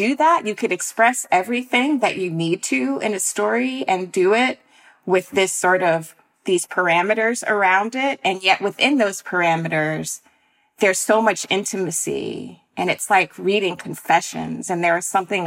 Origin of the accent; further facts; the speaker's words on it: North Florida, United States; I'm from North Florida